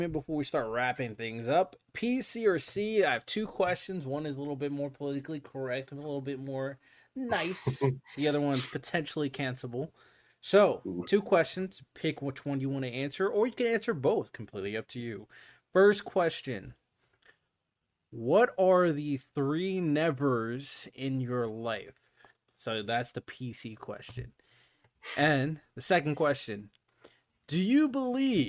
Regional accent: United States; I'm American.

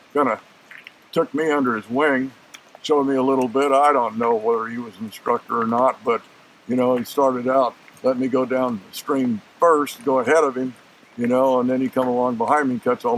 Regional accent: northern Idaho, United States; I grew up on a cattle ranch in northern Idaho that had a premium trout stream

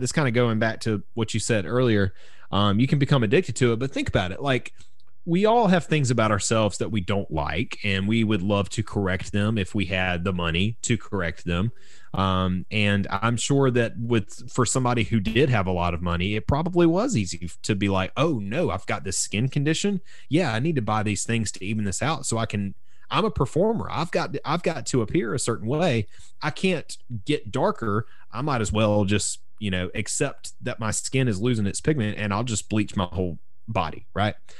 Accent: South Carolina, United States; growing up in South Carolina

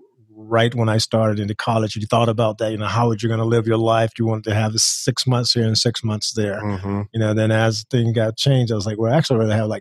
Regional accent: Georgia, United States; now in Denver, United States; I'm from Georgia

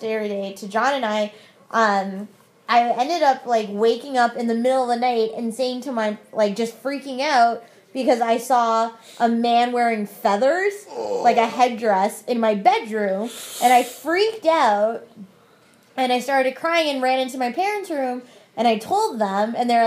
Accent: Mississauga, Ontario, Canada; we grew up in Mississauga

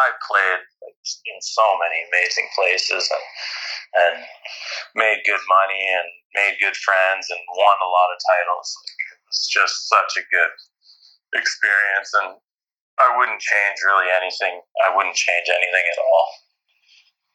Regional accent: Canada; being a Canadian athlete who wasn't an Olympian

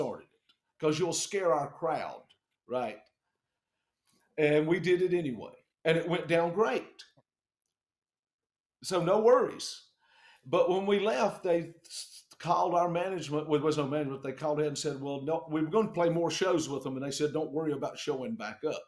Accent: the South, United States; accent: country; now in South Carolina, United States; we're from the South

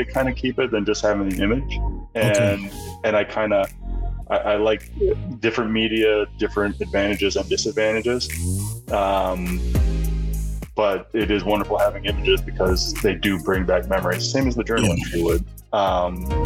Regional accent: Pennsylvania, United States; now in Boston, United States; we grew up in Pennsylvania and we heated our home mostly with wood

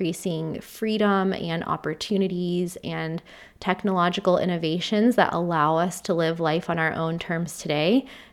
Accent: United States; moved away as an adult; now in United Kingdom; having been born and raised in the US

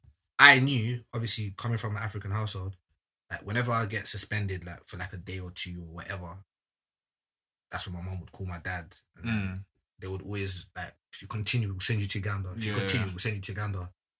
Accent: London, United Kingdom; I'm from London

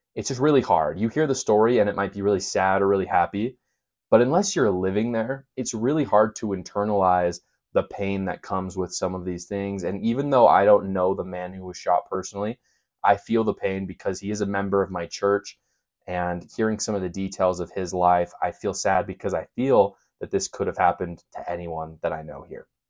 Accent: Provo, Utah, United States; I'm from Provo, Utah. I grew up there. I live there right now.

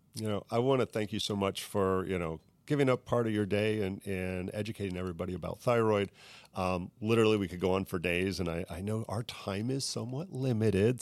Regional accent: Bahamas; now in Saint Petersburg, United States; my heritage growing up in the Bahamas

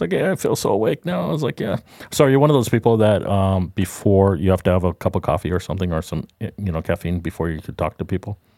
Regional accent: Southern California, United States; now in Florida, United States; I grew up in Southern California

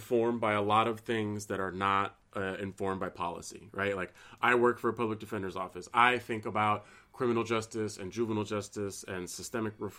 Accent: San Francisco, California, United States; moved away; in my hometown

